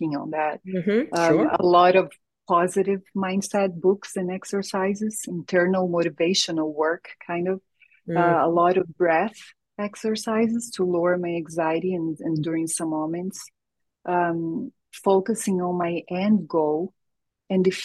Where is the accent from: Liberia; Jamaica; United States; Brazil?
Brazil; English is a second language; moved away; I'm born and raised in Brazil, so all of my family lives